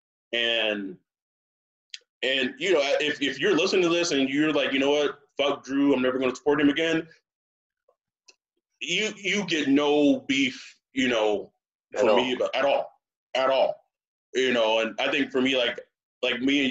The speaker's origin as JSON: {"language": "English", "region": "Texas", "country": "United States", "said": "I'm from Texas"}